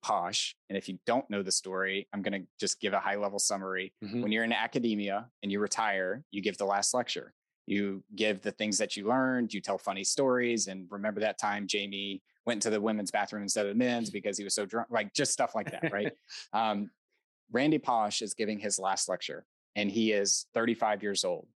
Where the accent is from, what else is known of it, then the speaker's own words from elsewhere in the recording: United States; I was born in America